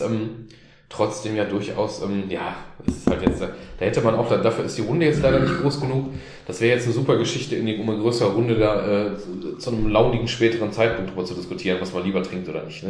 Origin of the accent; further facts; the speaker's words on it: North Rhine-Westphalia, Germany; ich bin ja auch mit der, äh, mit der Illusion aufgewachsen hier in Nordrhein-Westfalen, in Solich, dass ich Hochdeutsch spreche